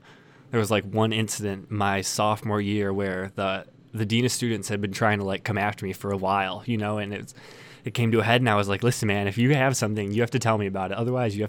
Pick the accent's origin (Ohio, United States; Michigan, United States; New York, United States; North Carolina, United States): Michigan, United States; Dearborn; I've lived in Dearborn my whole life. I went to Divine Child High School.